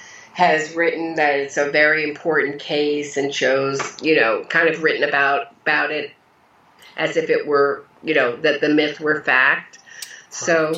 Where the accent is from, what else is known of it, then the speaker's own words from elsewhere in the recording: Pennsylvania, United States; You know, I grew up in Pennsylvania, about an hour, 45 minutes outside of New York.